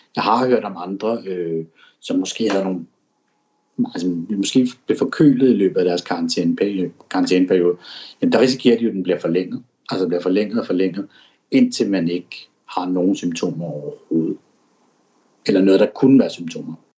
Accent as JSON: {"language": "Danish", "country": "Denmark", "moved": "as an adult", "lives_now": "Shanghai, China", "said": "mine venner og familie og kollegaer og hjemme i Danmark"}